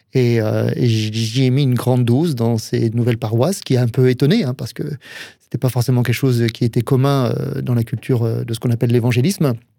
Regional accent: Alsace, Grand Est, France; moved away; also born or lived in Touraine; en tant qu'Alsacien

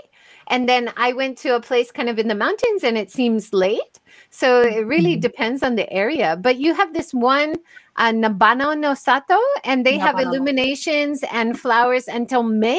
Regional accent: Hawaii, United States; now in Japan; I'm from Hawaii

